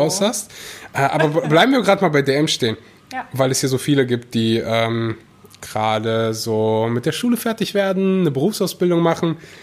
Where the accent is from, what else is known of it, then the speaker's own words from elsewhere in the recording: North Rhine-Westphalia, Germany; bei uns in Nordrhein-Westfalen